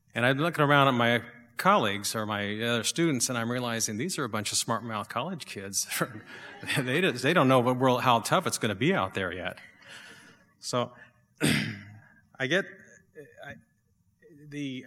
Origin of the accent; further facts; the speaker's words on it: Alaska, United States; moved away as an adult; my home state, Alaska